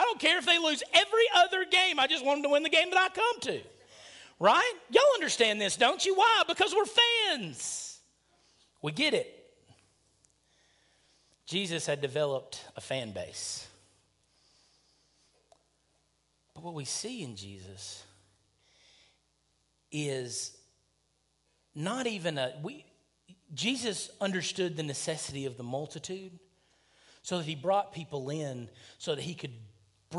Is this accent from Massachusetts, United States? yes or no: no; near Huntsville, Alabama, United States; born or raised there